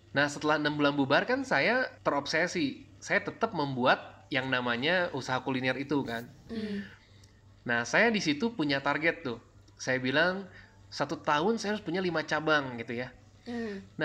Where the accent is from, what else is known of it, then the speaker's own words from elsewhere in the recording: Cianjur, West Java, Indonesia; now in Jakarta, Indonesia; kan saya kerja di Sukabumi uh, kampung saya kan {S0} di hmm. Cianjur